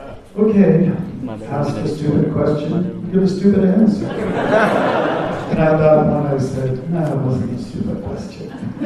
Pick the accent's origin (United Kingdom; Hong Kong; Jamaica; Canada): Canada; I was a brahmachari from Canada and used to travel on the States wherever Prabhupada went.